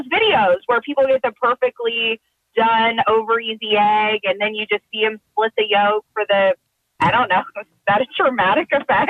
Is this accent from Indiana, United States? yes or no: yes; Indiana, United States; I'm from Indiana.